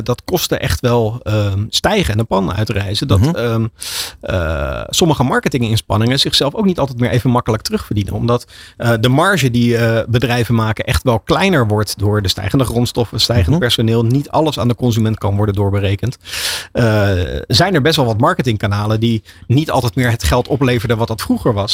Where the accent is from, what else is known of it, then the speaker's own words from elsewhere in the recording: Netherlands; voor ons als Nederlanders